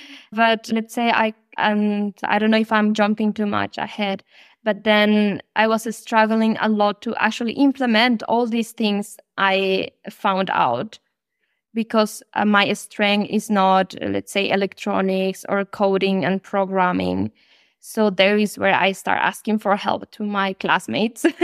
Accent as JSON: {"language": "English", "country": "Colombia", "moved": "as an adult", "lives_now": "Germany", "said": "I am originally from Colombia."}